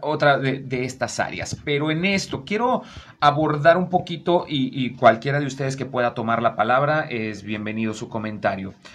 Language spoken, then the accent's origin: Spanish; Veracruz, Mexico; now in Comarca Lagunera, Mexico; yo soy de Veracruz, también ando por acá.